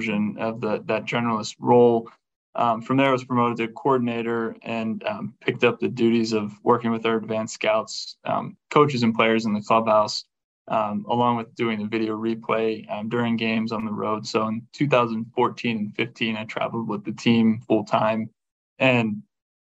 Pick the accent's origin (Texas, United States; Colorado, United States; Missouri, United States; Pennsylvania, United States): Pennsylvania, United States; Carmichaels; moved away; I grew up in southwestern Pennsylvania, about 60 miles south of Pittsburgh